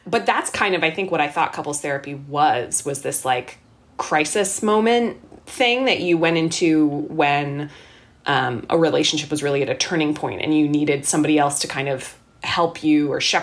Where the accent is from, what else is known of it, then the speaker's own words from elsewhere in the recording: Canada; moved away as an adult; now in Boston, United States; we were Canadian. We are Canadian.